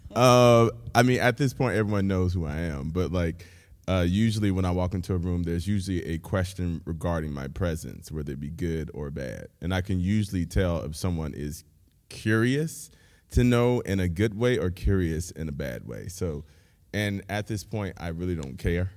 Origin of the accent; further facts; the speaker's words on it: Pensacola, Florida, United States; now in Nashville, United States; I'm originally from Pensacola, Florida.